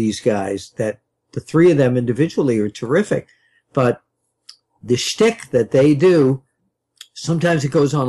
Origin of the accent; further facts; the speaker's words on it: New York, United States; I'm a New Yorker